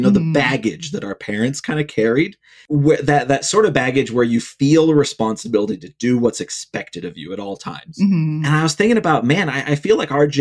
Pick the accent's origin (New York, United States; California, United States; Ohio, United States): Ohio, United States; Cleveland; I grew up in Ohio, in Cleveland.